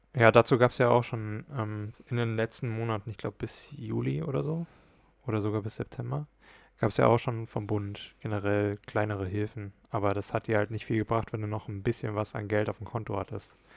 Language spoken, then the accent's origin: German; Hesse, Germany; bei uns in Hessen